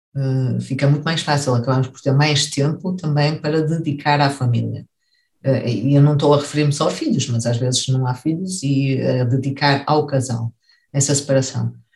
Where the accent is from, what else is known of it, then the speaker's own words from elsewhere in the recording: Vila Nova de Gaia, Norte, Portugal; moved away as an adult; also born or lived in Lisbon, Portugal; now in Heidelberg, Germany; cresci na cidade de Vila Nova de Gaia